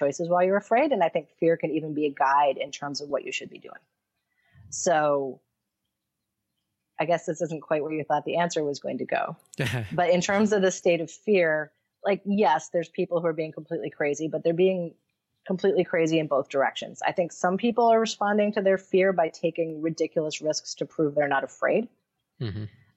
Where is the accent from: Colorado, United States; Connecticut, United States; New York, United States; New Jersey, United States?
New York, United States; Syracuse; now in Sri Lanka; I'm from Syracuse, New York